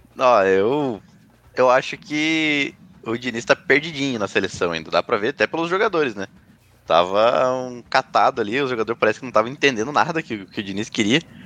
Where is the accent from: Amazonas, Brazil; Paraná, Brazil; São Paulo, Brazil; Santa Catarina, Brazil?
Paraná, Brazil; sou paranaense coxa branca